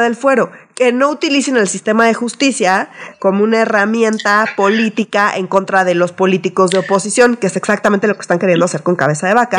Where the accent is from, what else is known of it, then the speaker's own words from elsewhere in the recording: Mexico City, Mexico; nosotros somos chilangos